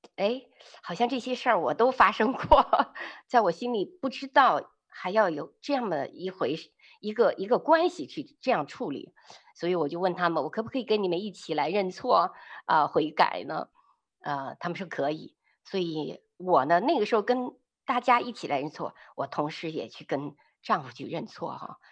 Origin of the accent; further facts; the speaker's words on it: China; 我们比较在大陆背景下长大的女人